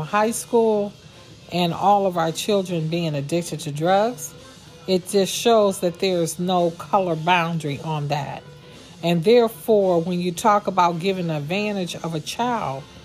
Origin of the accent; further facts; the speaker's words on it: Warren, Ohio, United States; I am born and raised in Warren, Ohio.